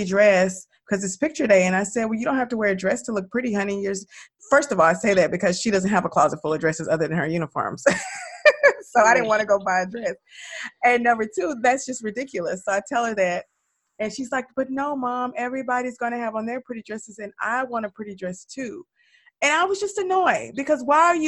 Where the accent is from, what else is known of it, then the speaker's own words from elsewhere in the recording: the South, United States; I'm from the South